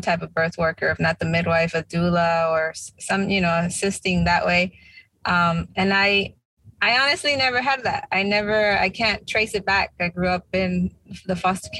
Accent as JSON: {"language": "English", "town": "Tulare", "region": "California", "country": "United States", "tie": "born or raised there", "also_born_or_lived": "New Jersey / New York", "moved": "as an adult", "lives_now": "East Coast, United States", "said": "They gave birth to me in California, small town, Tulare. Our families, their families come from Jalisco and Zacatecas, Mexico. And yeah, I was born and raised out there in Cali, but I've been on the East Coast for the past 16 years."}